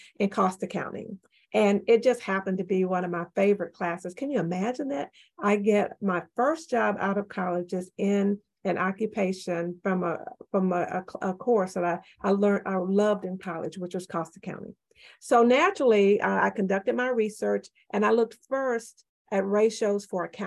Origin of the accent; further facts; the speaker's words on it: the Florida Panhandle, United States; also born or lived in Ohio; now in Memphis, United States; I grew up in the panhandle of Florida